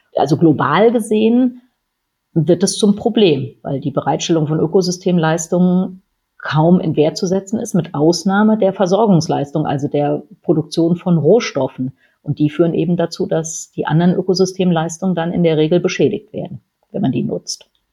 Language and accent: German; Schleswig-Holstein, Germany; meine Familie, wir kommen aus Schleswig-Holstein